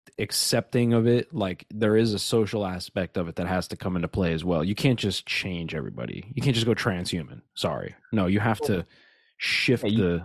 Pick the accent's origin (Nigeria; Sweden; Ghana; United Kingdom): Nigeria; Yeah, I'm Nigerian. Yeah. I'm literally Nigerian.